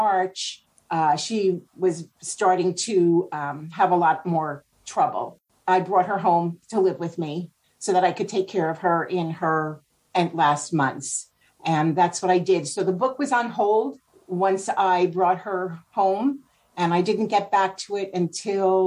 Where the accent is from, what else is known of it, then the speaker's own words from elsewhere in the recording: Spring Valley, New York, United States; now in Oregon City, United States; I grew up in New York, actually about 30 miles outside of what I call the city of Manhattan. A little bit upstate. It's on the Jersey border, on the other side of the Hudson River, in a little town called Spring Valley, New York